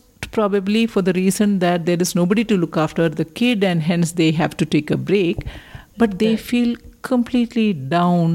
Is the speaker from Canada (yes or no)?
no; India; we as Indian women